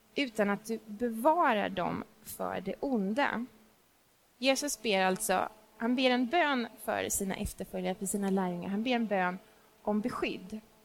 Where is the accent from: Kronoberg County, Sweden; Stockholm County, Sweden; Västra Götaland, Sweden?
Stockholm County, Sweden; Stockholm; also born or lived in Småland; jag är inte smålänning, jag är stockholmare, jag älskar min stad